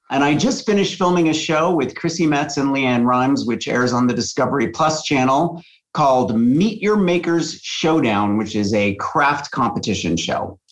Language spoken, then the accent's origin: English; La Junta, Colorado, United States; I grew up in La Junta, Colorado, which is a very, very small town in the southeast corner of Colorado